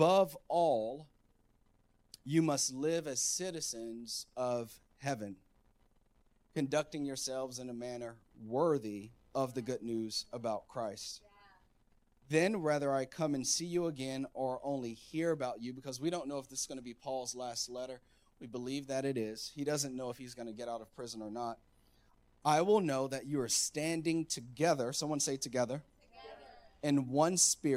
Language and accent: English; United States; I'm all American.